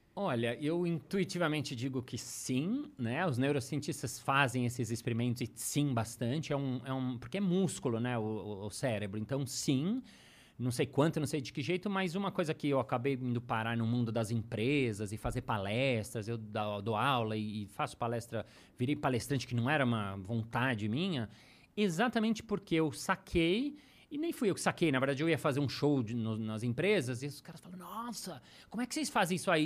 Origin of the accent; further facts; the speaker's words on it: São Paulo, Brazil; also born or lived in New York; eu sou de São Paulo